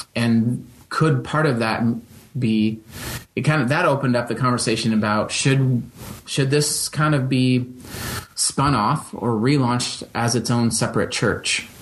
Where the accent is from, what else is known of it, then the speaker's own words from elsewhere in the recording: Holland, Michigan, United States; growing up in Western Michigan